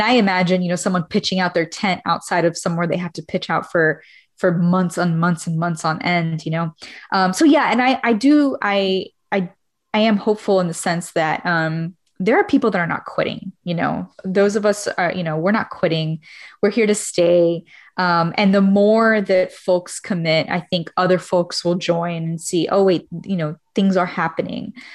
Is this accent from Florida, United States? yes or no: yes; Miami, Florida, United States; moved away as an adult; I'm Cuban American, originally from Miami